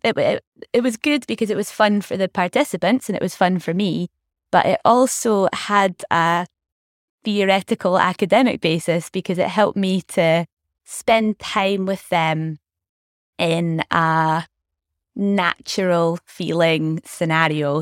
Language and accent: English; Scotland, United Kingdom; also born or lived in Glasgow; so I grew up in Scotland, very much being Scottish